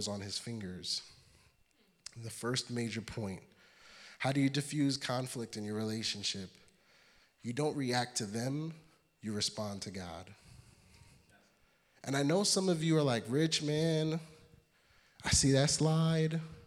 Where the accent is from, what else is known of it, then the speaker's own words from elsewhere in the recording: New York City, New York, United States; I'm from Brooklyn.